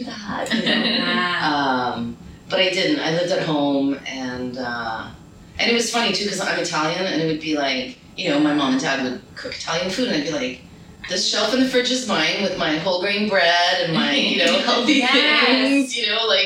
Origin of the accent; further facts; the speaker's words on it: Montreal, Quebec, Canada; I was born and raised in Montreal